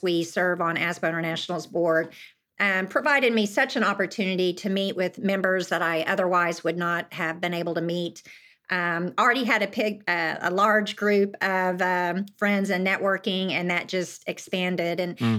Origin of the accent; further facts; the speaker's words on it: Yukon, Oklahoma, United States; my claim mm-hmm. to fame is I grew up in Yukon, Oklahoma with ….